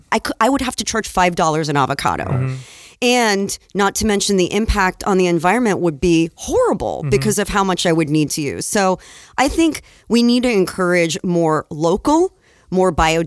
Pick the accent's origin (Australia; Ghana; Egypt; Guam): Egypt; I grew up in Egypt, and we would go to the market for everything.